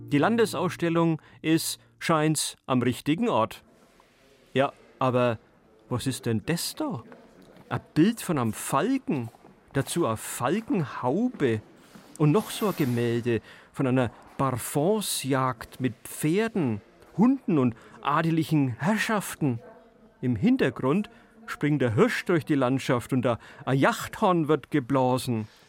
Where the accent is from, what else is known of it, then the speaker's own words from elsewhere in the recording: Middle Franconia, Aischgrund, Bavaria, Germany; Aufgewachsen bin ich in Mittelfranken, im Eischgrund